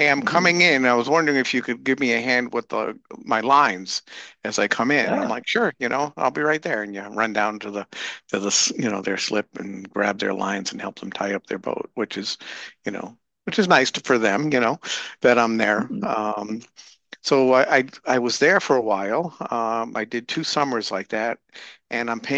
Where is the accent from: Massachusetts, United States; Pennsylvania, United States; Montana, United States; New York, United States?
Massachusetts, United States; moved away as an adult; also born or lived in Michigan / Rhode Island / Florida; I was in Massachusetts and I grew up in Massachusetts and ended up in Michigan, and then ended up back in Massachusetts